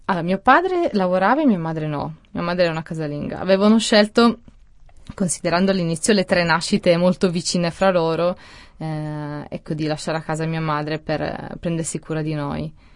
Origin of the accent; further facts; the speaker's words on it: Italy; born or raised there; also born or lived in Switzerland